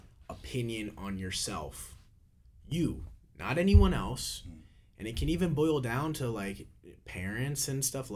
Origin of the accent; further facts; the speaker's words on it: Missouri, United States; now in Florida, United States; I'm from Missouri, I'm down here in Florida